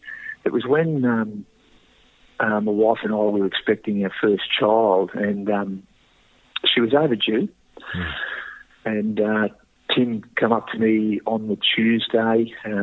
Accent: Queanbeyan, New South Wales, Australia; growing up in Queanbeyan

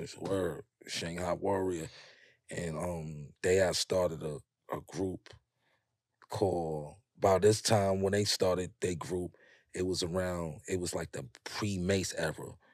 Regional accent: New York City, New York, United States; growing up in Harlem, up on that hill

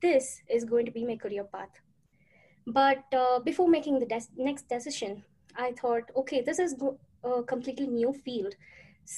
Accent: Coimbatore, Tamil Nadu, India; first language Tamil; English is a second language; moved away as an adult; now in United States; I'm from India. To be precise, a town called Coimbatore from Tamil Nadu

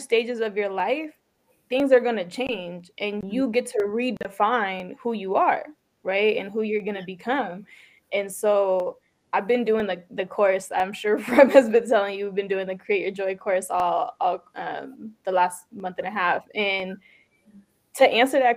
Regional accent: San Jose, California, United States; first language Tigrinya; English is a second language; also born or lived in Sudan; we were both growing up in the Bay Area. You know, you were in San Francisco. I was bouncing around all the cities, but in San Jose

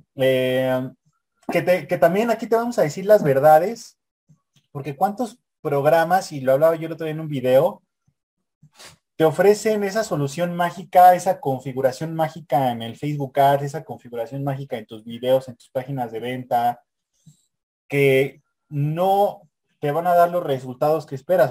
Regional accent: Mexico; somos, somos mexicanos

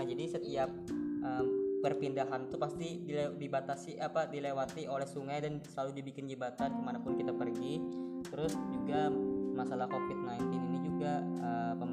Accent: Banjarmasin, South Kalimantan, Indonesia; kalau aku dari Banjarmasin.

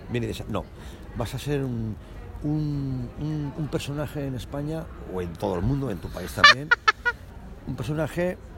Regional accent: Cajabamba, Cajamarca, Peru; born there; nací en Cajabamba, una provincia del departamento de Cajamarca, Perú

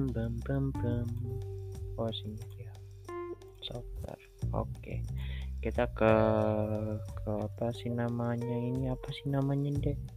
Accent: Samarinda, East Kalimantan, Indonesia; di Samarinda kebetulan aku orang Samarinda jadi kita cari pembahasan gitu

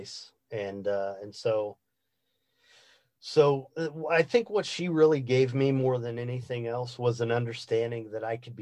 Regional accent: Indiana, United States; I grew up in the Midwest of the United States in the state of Indiana

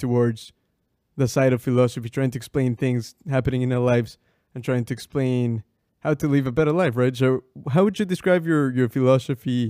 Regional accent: Ecuador; first language Spanish; English is a second language; moved away as an adult; now in England, United Kingdom; We're both from Ecuador, and I grew up with him

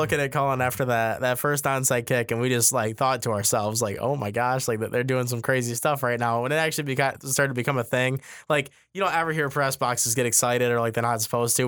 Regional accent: Grand Rapids, Michigan, United States; my hometown of Grand Rapids

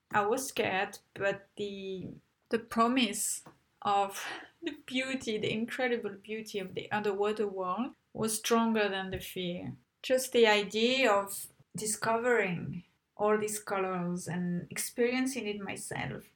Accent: Tunisia; I grew up in Papa, most of my childhood in Tunisia

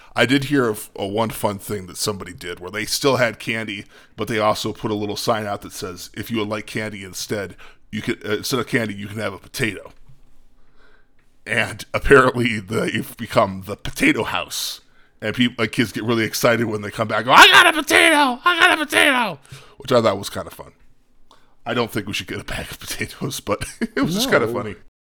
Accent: Midwest, United States; It's like, Jesus Christ, I'm from the Midwest.

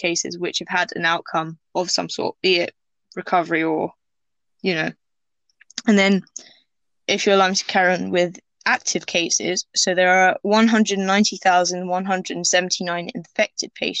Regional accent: England, United Kingdom; I wasn't born there, I was born in England, but Tunisia, which is where my dad is from

